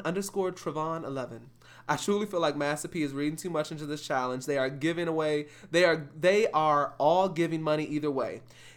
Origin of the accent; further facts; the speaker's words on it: Houston, Texas, United States; Being that I'm from Houston and current in Houston, nobody down here is challenging one another to donate.